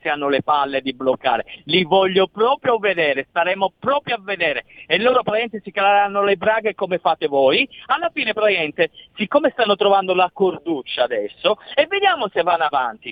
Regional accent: Florence, Tuscany, Italy; io sono di Firenze

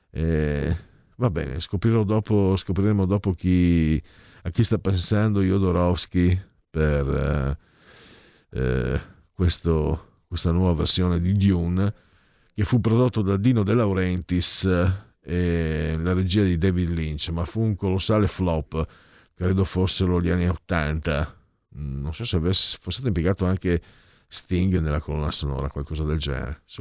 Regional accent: Italy; now in Milan, Italy; io sono veneto friulano

